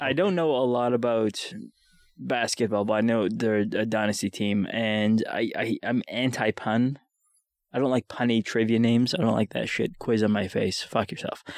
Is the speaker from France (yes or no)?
no; Winnipeg, Manitoba, Canada; I'm from Winnipeg